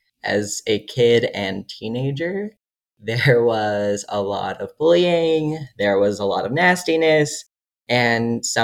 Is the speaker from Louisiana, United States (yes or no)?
no; Georgia, United States; moved away as an adult; now in Utah, United States; So I grew up in Georgia, actually, but my family is from the Midwest. Both my parents grew up on farms.